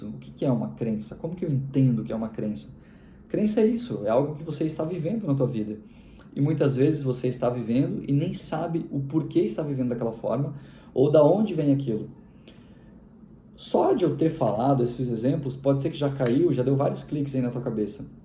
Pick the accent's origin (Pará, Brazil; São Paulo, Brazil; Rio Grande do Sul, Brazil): Rio Grande do Sul, Brazil; Isso é um prato bem típico dos gaúchos. Eu sou gaúcho.